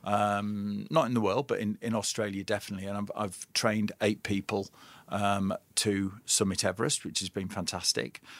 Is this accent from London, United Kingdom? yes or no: no; Lake District, North West England, United Kingdom; I was raised in the Lake District